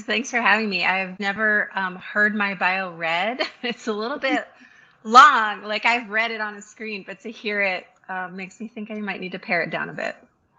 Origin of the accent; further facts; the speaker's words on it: Connecticut, United States; And I grew up in Connecticut, about an hour from Manhattan, and was fortunate enough to be able to go into New York City quite a bit as a child, but grew up in a pretty white, homogenous, upper middle class, small